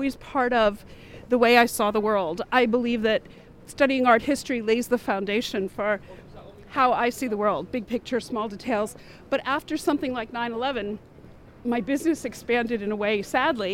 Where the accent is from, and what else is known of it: New York City, New York, United States; born or raised there